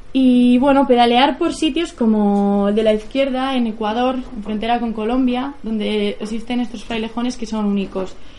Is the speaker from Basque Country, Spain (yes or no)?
yes; a village near Bilbao, Basque Country, Spain; tengo 27 años y soy de un pueblito cerca de Bilbao.